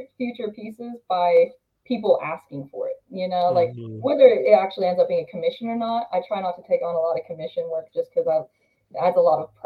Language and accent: English; Utah, United States; moved away as an adult; now in North Carolina, United States; after I moved cross country, because I'm from Utah, I'm now in North Carolina